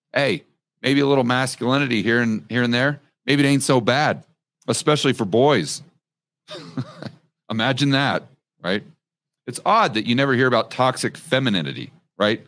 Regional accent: United States; as an American

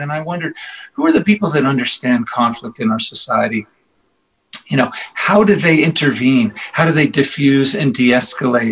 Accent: Boston, Massachusetts, United States; now in New York, United States; I'm really from Boston

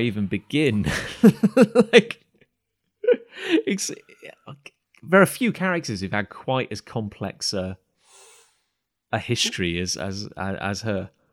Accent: United Kingdom; being British and growing up in cider country

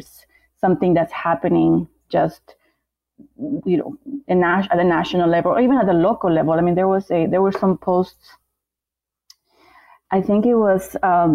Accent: Bolivia; I'm from Bolivia, and even in Bolivia, we have Bolivians who are of African descent

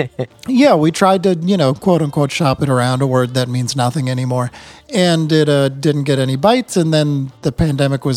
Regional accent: New England, United States; now in Vermont, United States; we're both from New England

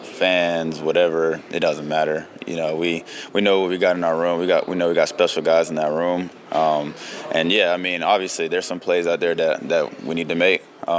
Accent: South Carolina, United States; growing up in South Carolina

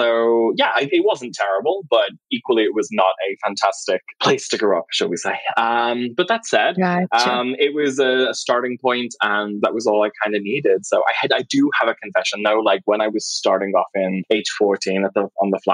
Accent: Liverpool, North West England, United Kingdom; I grew up in a borough called Knowsley, which is just outside Liverpool

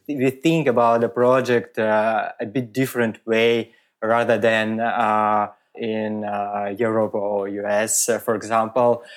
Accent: Moscow, Russia; English is a second language; moved away as an adult; also born or lived in Riga, Latvia / Germany; now in Switzerland; grew up in Moscow, and I my all my life I work uh, in uh, uh Russia

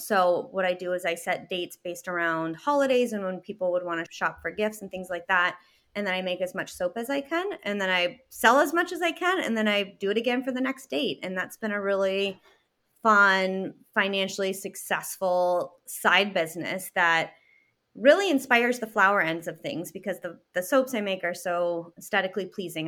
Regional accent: Canada; moved away as an adult; also born or lived in Chicago; now in Michigan, United States; I'm from Canada, I'm Canadian, and started my business while I was still living in Canada

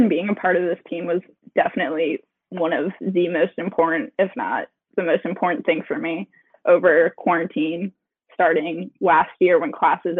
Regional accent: St. Paul, Minnesota, United States; born there; And I was actually born in Minnesota. I was born here in St. Paul.

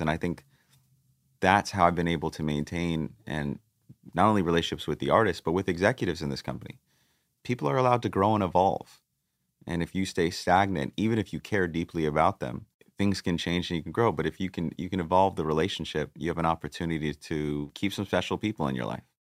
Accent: Greenwich, Connecticut, United States; we, we grew up in Coscob, which is a part of Greenwich

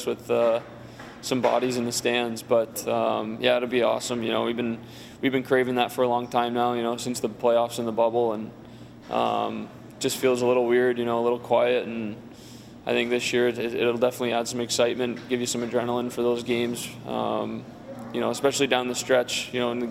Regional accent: San Diego, California, United States; moved away; I'm from San Diego

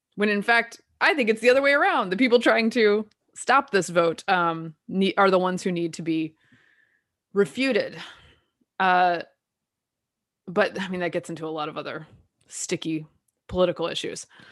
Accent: the South, United States; I'm from the South

